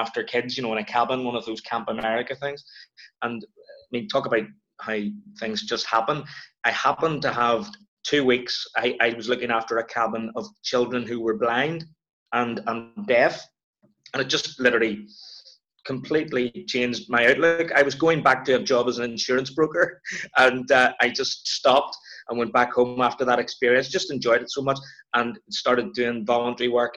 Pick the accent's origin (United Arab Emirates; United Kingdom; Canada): United Kingdom; Belfast, Northern Ireland; also born or lived in Edinburgh / Mallusk; Born and bred, Belfast, Northern Ireland